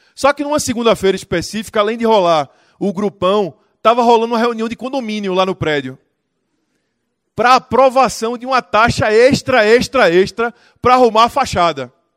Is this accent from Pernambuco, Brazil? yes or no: yes; Recife, Pernambuco, Brazil; Eu sou de Recife